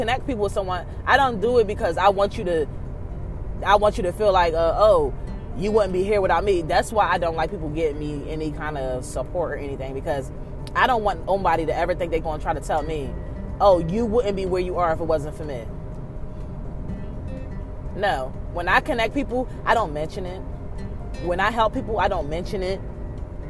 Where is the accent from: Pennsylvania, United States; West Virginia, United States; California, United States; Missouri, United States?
Pennsylvania, United States; Philadelphia; I'm from North Philly. So, of course, how I talk and how I am isn't for everybody